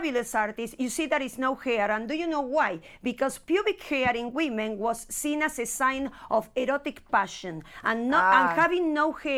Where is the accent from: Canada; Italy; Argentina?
Argentina; now in United States; In Argentina, we come from Argentina